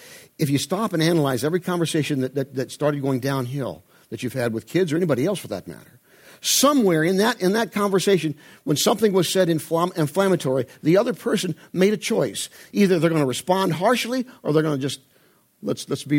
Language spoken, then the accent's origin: English; Midwest, United States; I'm from the Midwest, I have the Midwest work ethic